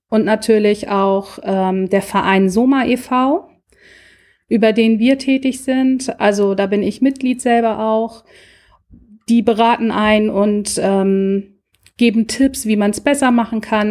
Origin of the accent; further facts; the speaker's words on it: Lübeck, Schleswig-Holstein, Germany; Ich komme aus der Hansestadt Lübeck